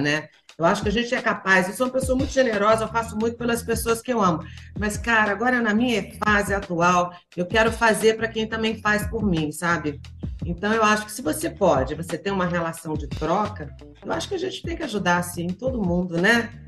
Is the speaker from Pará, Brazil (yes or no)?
no; Goiânia, Goiás, Brazil; Eu nasci em Goiânia